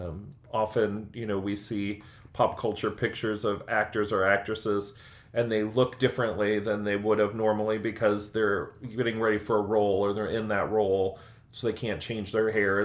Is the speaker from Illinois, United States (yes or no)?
yes; Illinois, United States; now in Indiana, United States; Growing up in Illinois